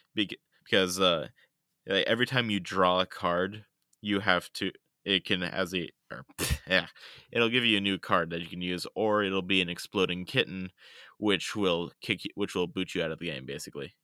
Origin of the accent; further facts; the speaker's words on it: United States; being a rural American